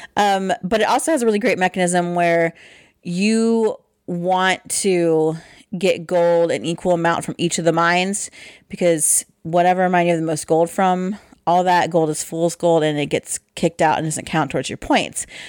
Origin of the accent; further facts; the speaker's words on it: Midwest, United States; we're from the Midwest